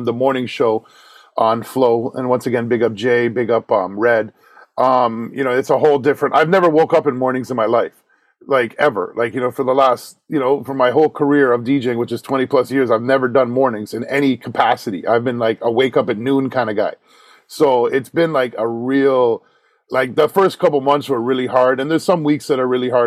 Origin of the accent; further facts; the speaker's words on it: Toronto, Ontario, Canada; I grew up in like for people to know, like, you know, Don Mills Shepherd area, like Peanut Plaza, kind of that area